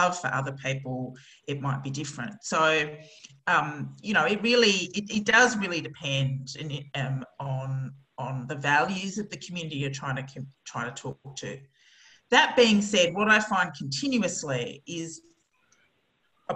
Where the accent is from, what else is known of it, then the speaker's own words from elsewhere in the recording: Australia; as an Australian